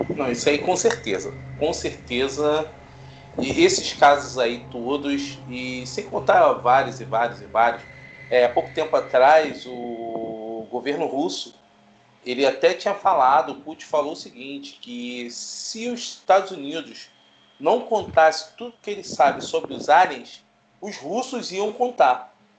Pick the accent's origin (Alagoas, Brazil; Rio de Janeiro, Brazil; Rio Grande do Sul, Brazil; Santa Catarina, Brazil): Rio de Janeiro, Brazil; aqui no Rio de Janeiro, nós somos do Rio de Janeiro